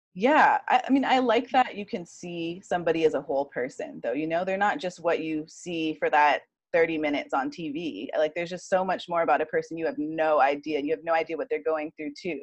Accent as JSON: {"language": "English", "region": "Hawaii", "country": "United States", "also_born_or_lived": "Huntington Beach", "said": "I'm like from Hawaii. So I, you know, we kind of get a little nervous sometimes, like leaving the islands"}